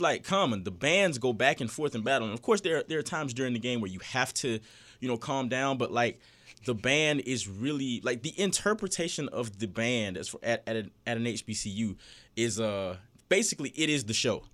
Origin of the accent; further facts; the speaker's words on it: Fort Valley, Georgia, United States; I grew up in Fort Valley